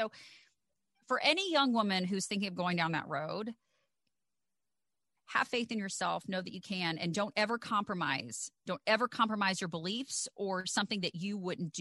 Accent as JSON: {"language": "English", "region": "the South", "country": "United States", "tie": "born or raised there", "said": "growing up in the South"}